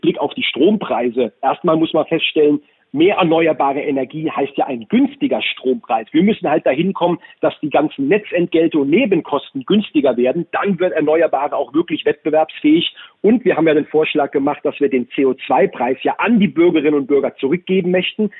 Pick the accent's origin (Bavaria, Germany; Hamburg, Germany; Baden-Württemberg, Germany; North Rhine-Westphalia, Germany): Baden-Württemberg, Germany; in Baden-Württemberg, in meinem Heimatbundesland